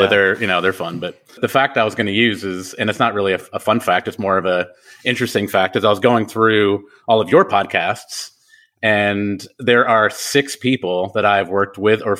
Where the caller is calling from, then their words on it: Franklin, Tennessee, United States; I am in Franklin, Tennessee, so just about 15, 20 minutes south of Nashville.